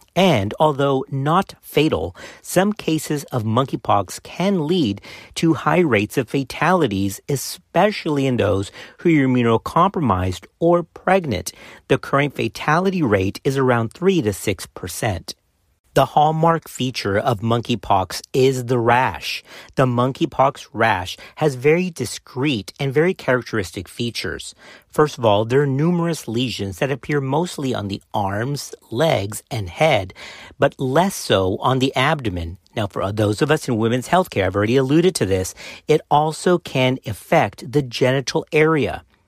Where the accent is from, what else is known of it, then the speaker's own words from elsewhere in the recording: South Texas, United States; I'm from South Texas